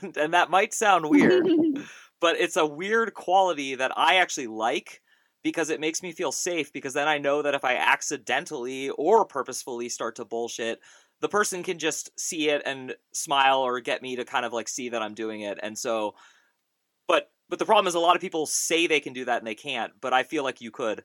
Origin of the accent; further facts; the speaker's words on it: United States; I'm an American born in 1981